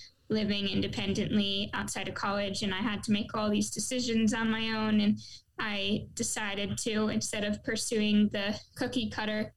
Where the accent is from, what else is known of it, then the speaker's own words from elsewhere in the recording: Syracuse, New York, United States; moved away; I'm from Syracuse.